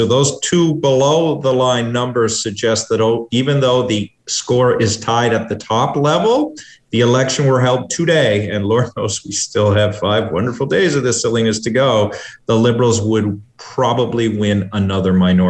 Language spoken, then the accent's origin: English; Newfoundland and Labrador, Canada; I'm a Newfoundlander